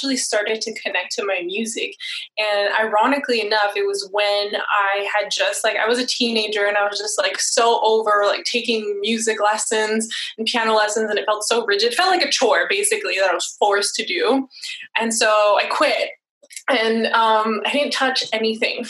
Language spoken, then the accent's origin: English; Montreal, Quebec, Canada; moved away; also born or lived in California / San Diego; I'm from Montreal, Canada, and I had moved to California